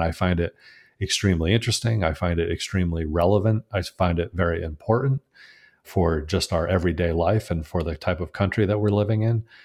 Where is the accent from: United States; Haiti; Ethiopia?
United States; Connecticut; return to my home state of Connecticut